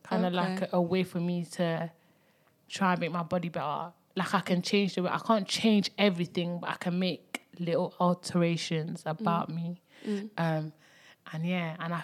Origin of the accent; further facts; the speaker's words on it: Belgium; also born or lived in Congo; I was born in Congo And I moved to from Congo to Belgium when I was about 5